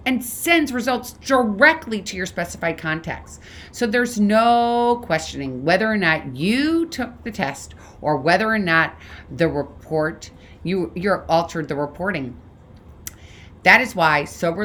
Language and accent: English; St. Louis, Missouri, United States; Another person from St. Louis, actually, my hometown.